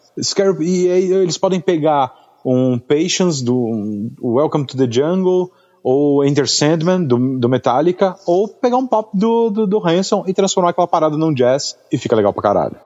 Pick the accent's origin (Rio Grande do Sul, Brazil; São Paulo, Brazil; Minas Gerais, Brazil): São Paulo, Brazil; Guarujá; also born or lived in Santos; eu sou de Santos, sou do Guarujá, né? Sou caiçara